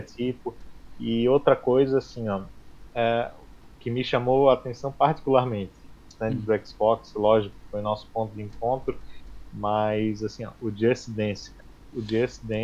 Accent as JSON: {"language": "Portuguese", "town": "Florianópolis", "region": "Santa Catarina", "country": "Brazil", "said": "sou de Floripa, Santa Catarina, tenho 37 anos"}